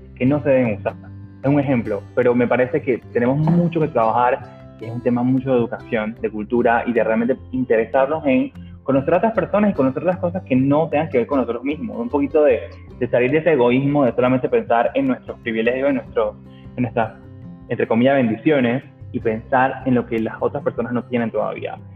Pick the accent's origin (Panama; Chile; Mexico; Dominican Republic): Panama; nosotros como panameños